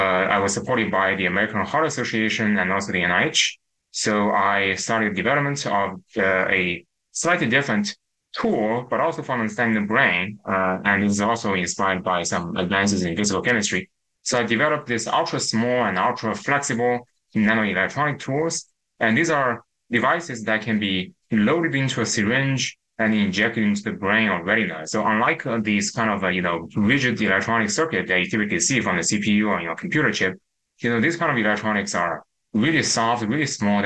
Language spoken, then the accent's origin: English; China; moved away as an adult; now in United States; I grew up in China, but I came to the United States to pursue my PhD at Stanford University.